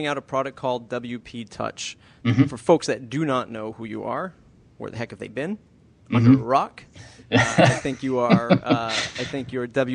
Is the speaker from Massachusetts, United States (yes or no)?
yes; Boston, Massachusetts, United States; I am from Boston